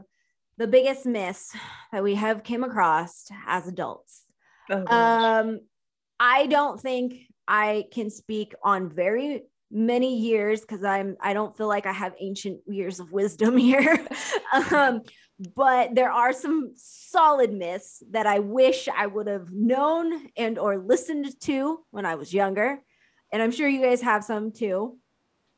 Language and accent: English; Yuba City, California, United States; now in Los Angeles, United States; I grew up in a really small farm town, like, way Northern California, like, past Sacramento